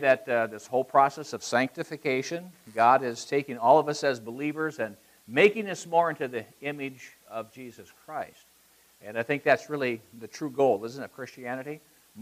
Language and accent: English; Iowa, United States; moved away; I grew up in Iowa.